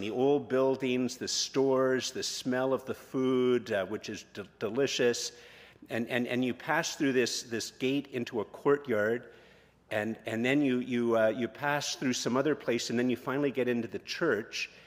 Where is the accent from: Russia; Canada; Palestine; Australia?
Canada; we're Canadian